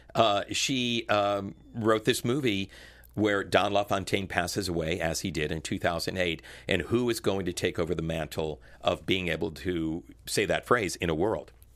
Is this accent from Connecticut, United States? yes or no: yes; Connecticut, United States; moved away as an adult; also born or lived in Washington, D.C.; being an Italian kid growing up in Connecticut